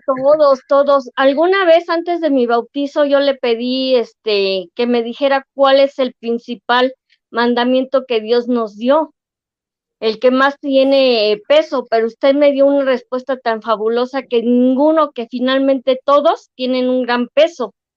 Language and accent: Spanish; Ecatepec, State of Mexico, Mexico; soy de San Cristóbal Ecatepec